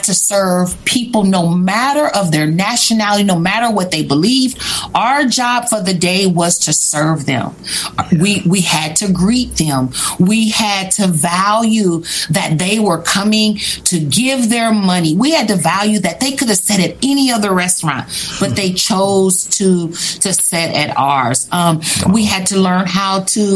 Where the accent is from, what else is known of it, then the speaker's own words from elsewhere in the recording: Kansas City, Missouri, United States; now in St. Robert, United States; We're from Kansas City